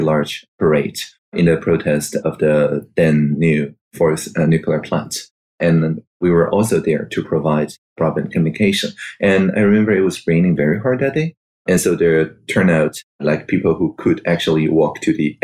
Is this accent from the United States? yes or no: no; Taiwan; I was born in Taiwan in 1981